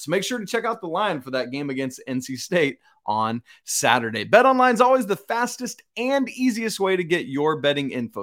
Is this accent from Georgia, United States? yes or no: yes; McDonough, Georgia, United States; my hometown of McDonough, Georgia